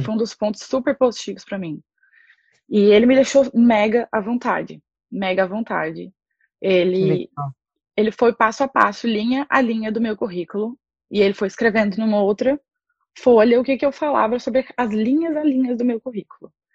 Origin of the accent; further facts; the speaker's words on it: Anápolis, Goiás, Brazil; moved away as an adult; now in Ireland; eu sou de Anápolis, interior de Goiás